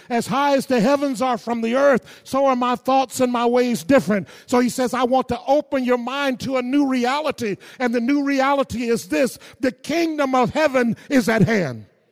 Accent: the South, United States; growing up in the South, my parents were sharecroppers

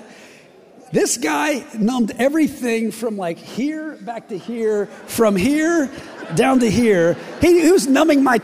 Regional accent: West Virginia, United States; I'm from West Virginia

